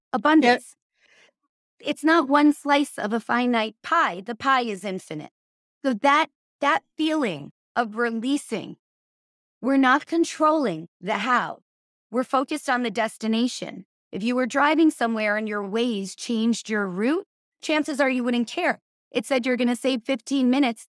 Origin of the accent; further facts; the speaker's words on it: New York, United States; I'm from New York